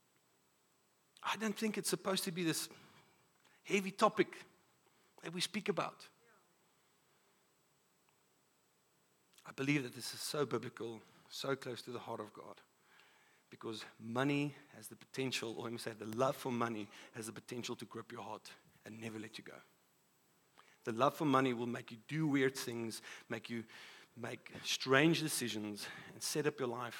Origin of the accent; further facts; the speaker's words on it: South Africa; as a South African